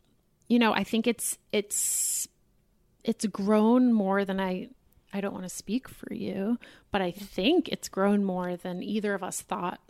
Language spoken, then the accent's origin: English; Boston, Massachusetts, United States; The synagogue I grew up in Boston is very, it's a Reform synagogue.